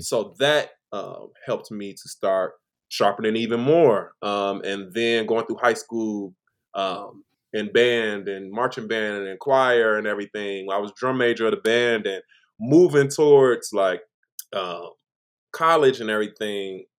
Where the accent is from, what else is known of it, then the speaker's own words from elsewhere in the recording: Chicago, Illinois, United States; I am from Chicago, Illinois